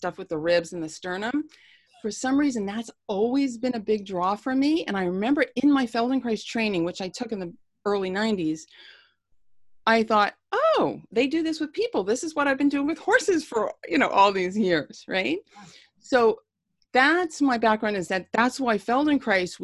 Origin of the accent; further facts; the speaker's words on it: Long Island, New York, United States; also born or lived in Bronx, New York; I grew up on Long Island